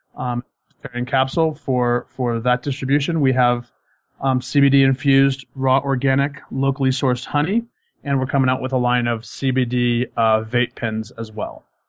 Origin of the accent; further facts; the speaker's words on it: Colorado, United States; moved away as an adult; I'm originally from Colorado